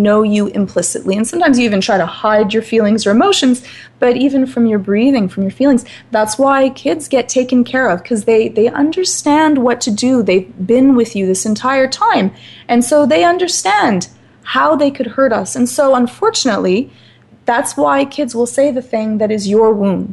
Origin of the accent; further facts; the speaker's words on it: Scotland, United Kingdom; I'm Scottish, so relatively fiery in nature